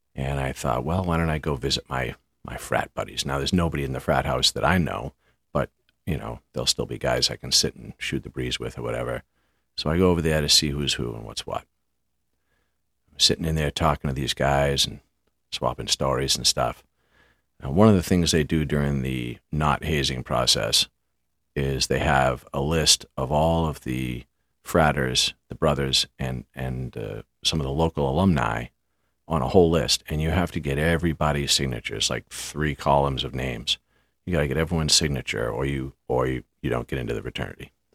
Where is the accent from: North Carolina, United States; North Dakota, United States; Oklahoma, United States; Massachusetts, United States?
Massachusetts, United States; half hour from Boston; It's a half hour ride from Boston to my hometown